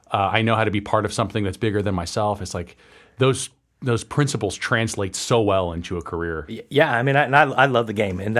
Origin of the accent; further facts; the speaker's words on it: Tampa, Florida, United States; I grew up in Tampa, Florida